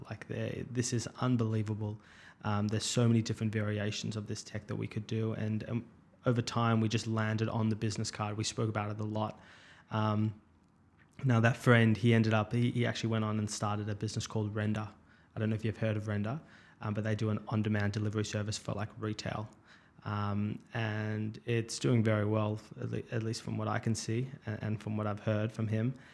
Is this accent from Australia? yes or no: yes; Melbourne, Victoria, Australia; I grew up in Melbourne, um, out in Caulfield.